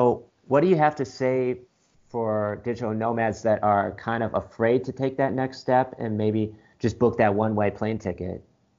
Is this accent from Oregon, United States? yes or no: no; Michigan, United States; now in Austin, United States; I'm originally from Michigan, but currently living in Austin, Texas. Been here for about 5 months